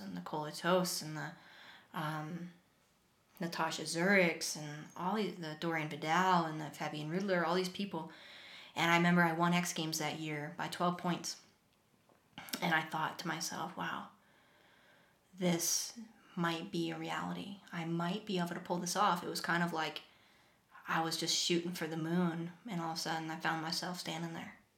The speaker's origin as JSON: {"language": "English", "region": "Vermont", "country": "United States", "tie": "born or raised there", "said": "that was my life growing up. I grew up upstairs from a pizza place"}